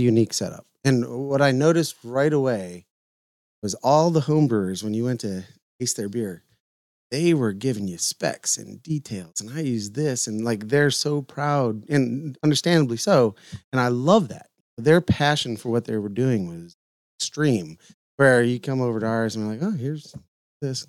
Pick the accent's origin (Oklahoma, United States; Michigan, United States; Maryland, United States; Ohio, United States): Ohio, United States; Lorain; moved away; also born or lived in Red Lion, Pennsylvania; a bar that I grew up in in Lorraine, Ohio. Um, maybe a mile and a half from my house